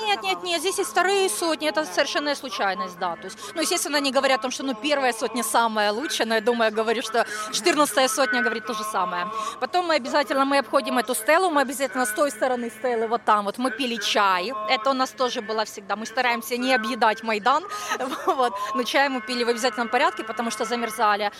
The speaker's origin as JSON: {"language": "Russian", "region": "Kyiv", "country": "Ukraine", "said": "Я киевлянка, мне 36 лет"}